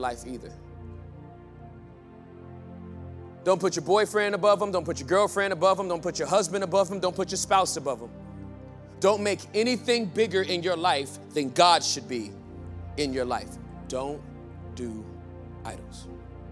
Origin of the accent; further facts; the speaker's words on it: Inglewood, California, United States; now in Texas, United States; I grew up in Inglewood, California.